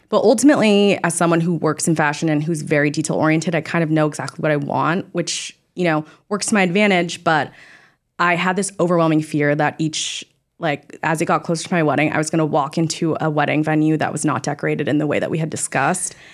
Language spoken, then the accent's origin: English; Orange County, near Newport Beach, California, United States; I'm originally from Orange County, like, near Newport Beach area.